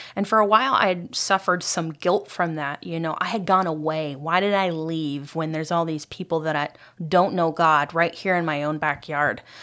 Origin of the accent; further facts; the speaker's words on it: Ohio, United States; moved away; I grew up in Ohio